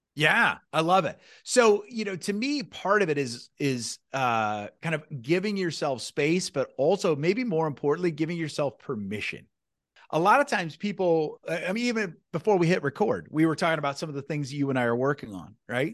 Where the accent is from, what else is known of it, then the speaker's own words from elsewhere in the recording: Newton, United States; I grew up in a small town, I love my small town, I grew up in Newton